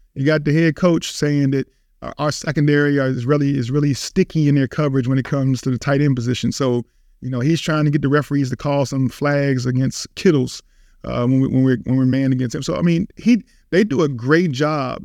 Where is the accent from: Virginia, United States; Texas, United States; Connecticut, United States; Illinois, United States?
Virginia, United States; Richmond; growing up in Richmond, Virginia